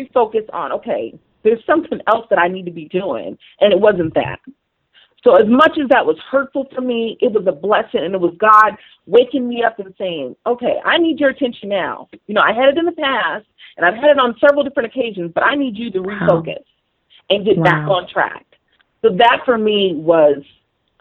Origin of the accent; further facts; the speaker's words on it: Las Vegas, Nevada, United States; moved away as an adult; I had never lived, you know, outside of Vegas, which is my hometown